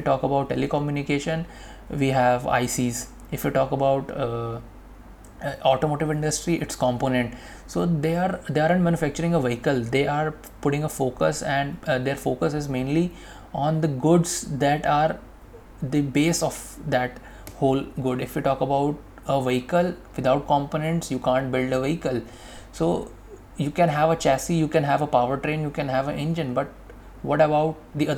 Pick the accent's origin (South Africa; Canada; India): India; we as an Indian